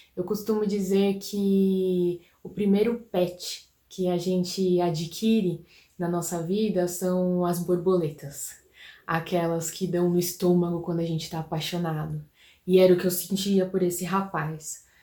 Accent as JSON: {"language": "Portuguese", "country": "Brazil", "said": "Eu sou brasileiro"}